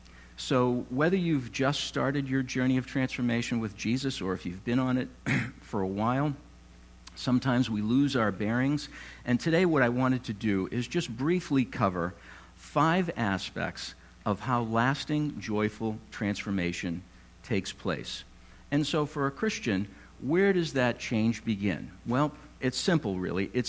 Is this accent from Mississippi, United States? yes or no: no; North Walpole, New Hampshire, United States; I grew up in North Walpole in the mid-70s